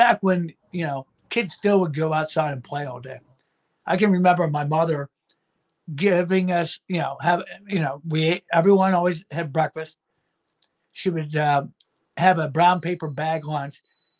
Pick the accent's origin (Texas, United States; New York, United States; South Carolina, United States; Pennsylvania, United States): Pennsylvania, United States; Erie; also born or lived in Carlisle, Pennsylvania; I was born in Erie, Pennsylvania, right on the Great Lake.